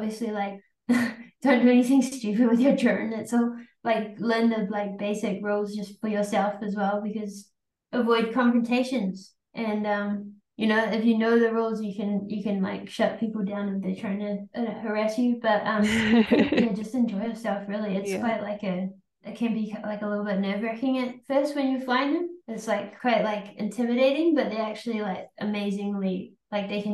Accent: New Zealand; we're from New Zealand.

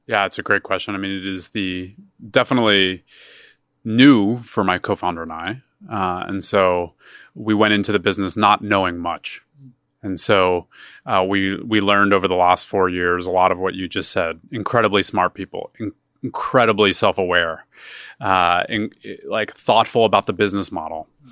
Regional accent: Philadelphia, Pennsylvania, United States; moved away; I'm originally from Philadelphia.

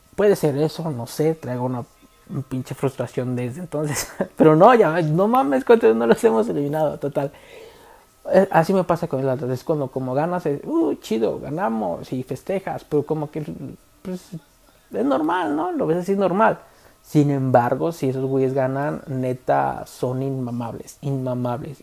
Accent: Guadalajara, Jalisco, Mexico

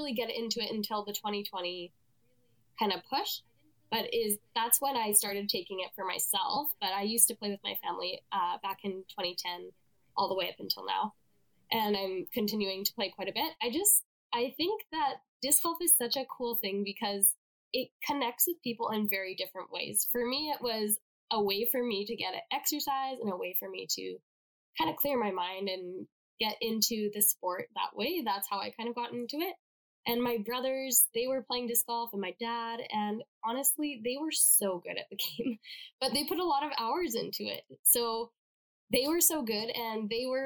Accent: Salmon Arm, British Columbia, Canada; now in Calgary, Canada; I am from Salmon Arm, BC in Canada. But currently I'm living in Calgary, Alberta

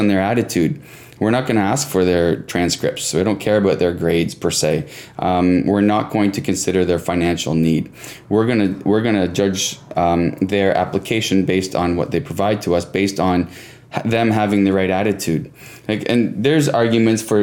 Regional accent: Cobourg, Ontario, Canada; So I'm from Cobourg, which is about an hour east of Toronto, right on Lake Ontario, about 15,000 people

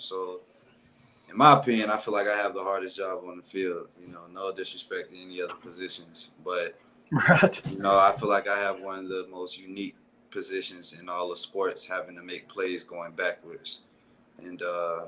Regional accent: South Florida, United States; I'm from South Florida

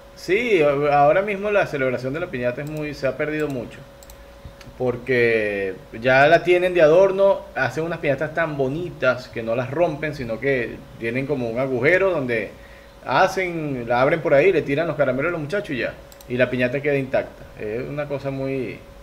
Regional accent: Venezuela; now in Ecuador; somos venezolanos

